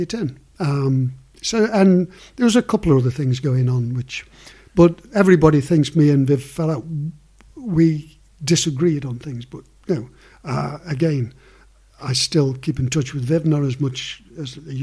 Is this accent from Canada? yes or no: no; Stoke-on-Trent, West Midlands, United Kingdom; Stoke are my hometown club